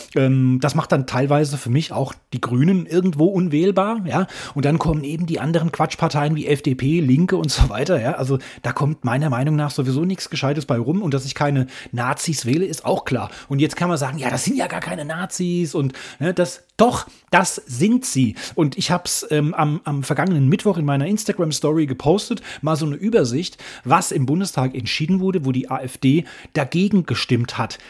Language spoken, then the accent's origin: German; Germany; Bayern und Hessen in meinem Heimatland